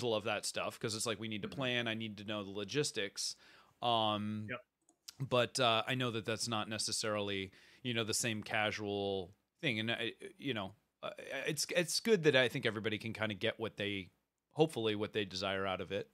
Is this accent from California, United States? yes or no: yes; Bay Area, near San Jose, California, United States; I grew up in the Bay Area, so like re- very close to San mm-hmm. Jose, Cupertino, Apple Central